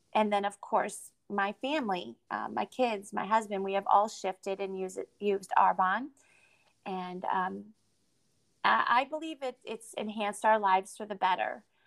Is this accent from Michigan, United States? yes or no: no; Connecticut, United States; moved away as an adult; also born or lived in Boston / Midwest; I moved to Boston because I was from Connecticut.